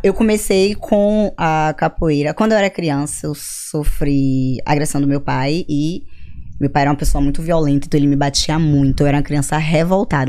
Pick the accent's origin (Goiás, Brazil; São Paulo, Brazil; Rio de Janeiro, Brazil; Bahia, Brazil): Bahia, Brazil; Salvador; moved away as an adult; eu sou de Salvador, Bahia.